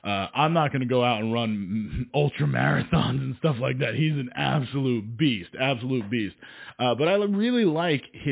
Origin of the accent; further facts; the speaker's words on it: New Jersey, United States; I'm from New Jersey